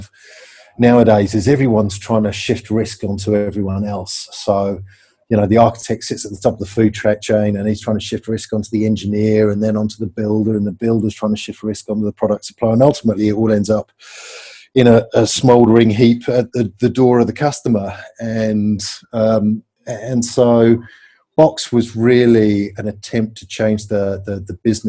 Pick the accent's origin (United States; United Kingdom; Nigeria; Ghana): United Kingdom; England; I'm English